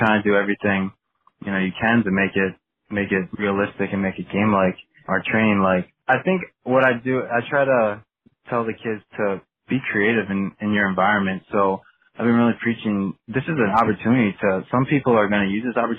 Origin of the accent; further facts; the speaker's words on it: United States; Philly's about 2 hours from my hometown